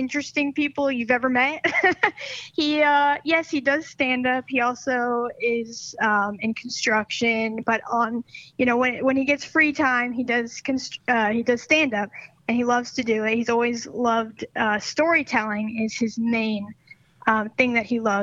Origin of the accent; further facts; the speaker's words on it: Northern California, United States; moved away as an adult; now in Charlotte, United States; I'm originally from Northern California. I moved out to Charlotte, North Carolina when I was 18